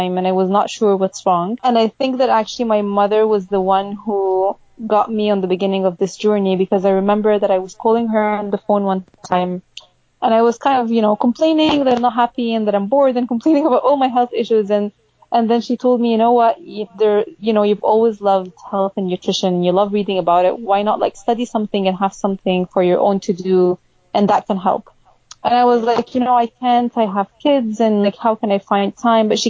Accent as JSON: {"language": "English", "country": "Egypt", "tie": "born or raised there", "also_born_or_lived": "Austin, Texas / Chicago", "moved": "as an adult", "lives_now": "Seattle, United States", "said": "we went back to Egypt when I was maybe 3 years old. And I grew up in Egypt"}